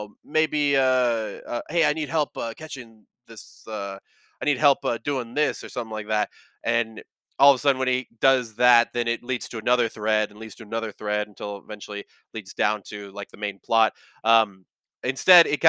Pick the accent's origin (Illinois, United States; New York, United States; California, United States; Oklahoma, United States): California, United States; San Jose; I grew up in San Jose, California